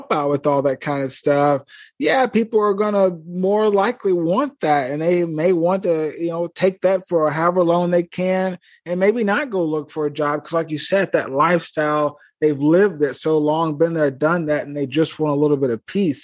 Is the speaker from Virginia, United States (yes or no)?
no; Eupora, Mississippi, United States; my hometown in Eupora, Mississippi